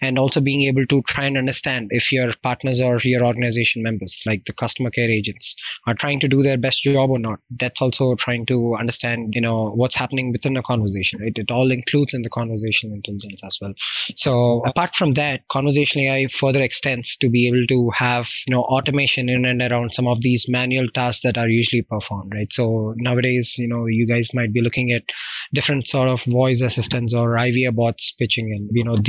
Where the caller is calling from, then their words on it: Hyderabad, Telangana, India; also born or lived in Florida, United States; I'm calling in from India, the specific region within the southern part of the India called as Hyderabad. And that's where I have been living for the past 30 years